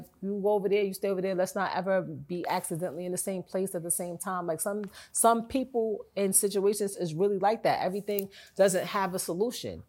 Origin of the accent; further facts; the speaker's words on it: New York, United States; I'm from New York